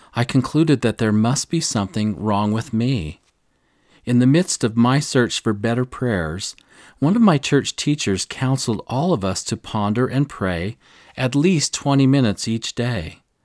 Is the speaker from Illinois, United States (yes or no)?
yes; near Nauvoo, Illinois, United States; I grew up near Nauvoo.